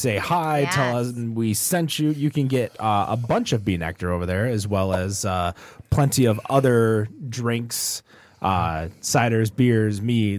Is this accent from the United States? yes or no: yes; Michigan, United States; we're from Michigan